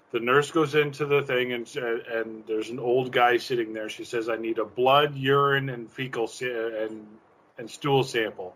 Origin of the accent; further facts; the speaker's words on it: Canada; As a Canadian